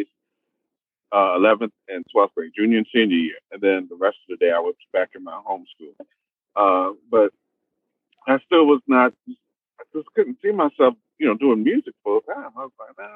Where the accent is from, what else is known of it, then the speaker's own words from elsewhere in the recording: Roosevelt, New York, United States; moved away as an adult; now in Houston, United States; I'm a native New Yorker. I'm from Roosevelt